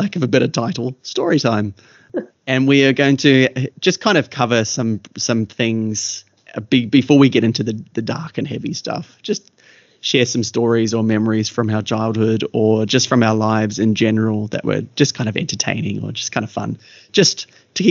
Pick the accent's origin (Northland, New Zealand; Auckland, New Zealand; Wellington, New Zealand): Northland, New Zealand; Kaikohe; also born or lived in Kerikeri; now in Australia; our early years growing up in Kaikohe